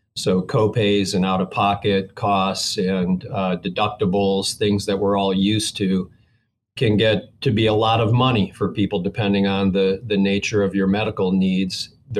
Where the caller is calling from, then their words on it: Columbus, Georgia, United States; Columbus, Georgia, about 90 miles south of Atlanta.